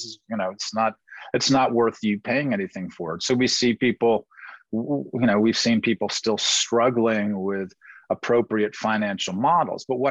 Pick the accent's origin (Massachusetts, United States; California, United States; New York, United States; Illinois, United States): New York, United States; New York City; moved away as an adult; also born or lived in Washington, D.C.; My brothers and I grew up in Greenwich Village